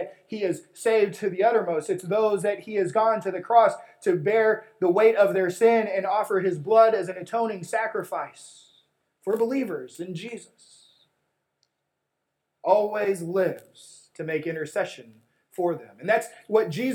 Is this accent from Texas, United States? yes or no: yes; West Texas, United States; when I was a kid growing up in West Texas